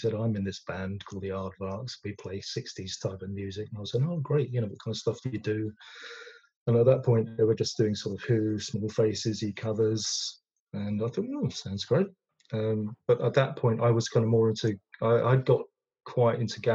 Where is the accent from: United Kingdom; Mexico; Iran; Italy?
United Kingdom; London; I'm a West Londoner. I'm from Ealing.